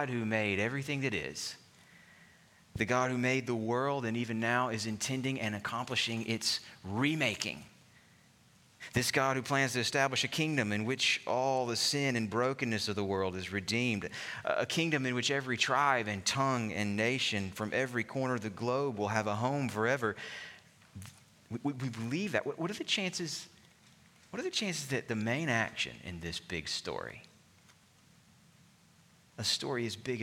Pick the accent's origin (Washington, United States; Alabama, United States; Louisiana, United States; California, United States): Alabama, United States; my home state of Alabama